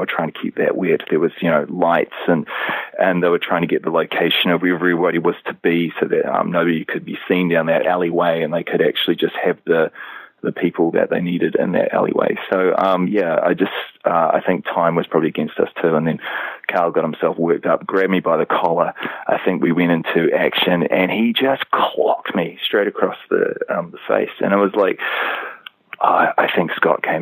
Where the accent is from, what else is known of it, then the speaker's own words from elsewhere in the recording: New Zealand; down here in New Zealand